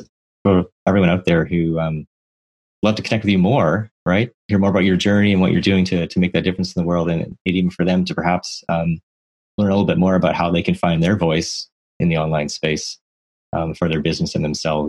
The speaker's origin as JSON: {"language": "English", "country": "Canada", "said": "I didn't even know that whole historical situation being Canadian."}